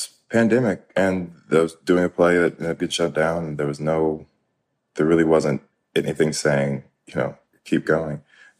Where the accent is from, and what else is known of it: Georgia, United States; born or raised there